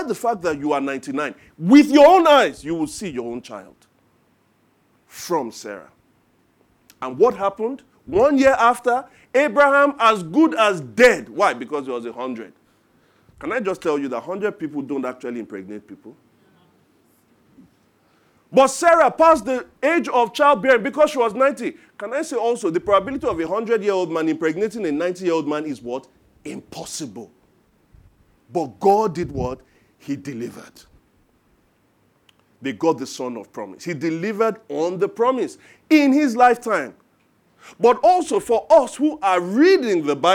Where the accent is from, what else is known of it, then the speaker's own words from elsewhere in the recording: Ijebu Ode, Ogun State, Nigeria; now in Lagos, Nigeria; I am from Ijebu Ode